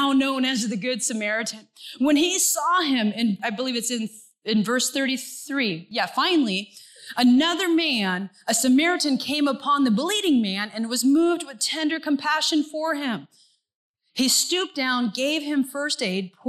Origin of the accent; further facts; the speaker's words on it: Santa Cruz, California, United States; moved away as an adult; also born or lived in Mongolia; I'm from Santa Cruz, California, where the sun shines and it just rains a little bit